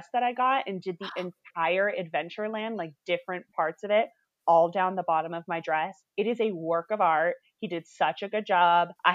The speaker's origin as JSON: {"language": "English", "region": "Northern California", "country": "United States", "tie": "born or raised there", "said": "I grew up in Northern California"}